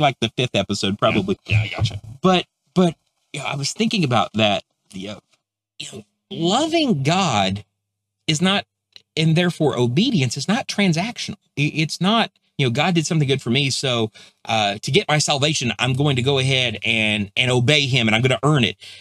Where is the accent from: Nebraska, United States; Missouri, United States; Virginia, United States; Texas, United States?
Texas, United States; where I'm from Texas